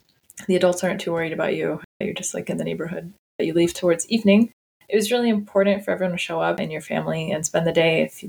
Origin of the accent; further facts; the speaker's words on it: Southeast Texas, United States; also born or lived in Rio Grande Valley, Texas; My pronouns are she, her. I grew up in Southeast Texas to Lebanese parents. I feel lucky to have been exposed to Cajun culture growing up.